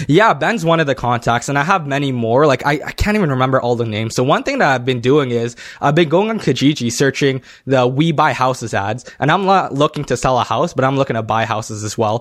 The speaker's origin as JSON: {"language": "English", "town": "Toronto", "region": "Ontario", "country": "Canada", "said": "I'm from Toronto"}